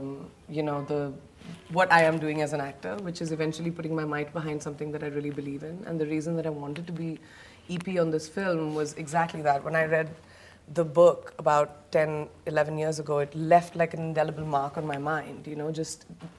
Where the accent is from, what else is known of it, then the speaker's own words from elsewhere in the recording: India; growing up in India